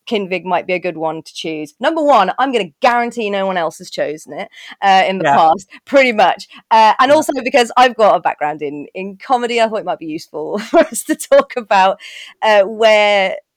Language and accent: English; Birmingham, West Midlands, United Kingdom; I grew up in Birmingham